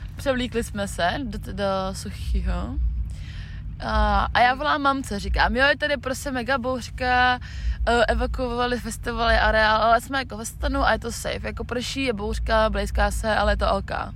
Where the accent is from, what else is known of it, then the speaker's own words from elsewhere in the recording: Czechia; my jsme holky z Česka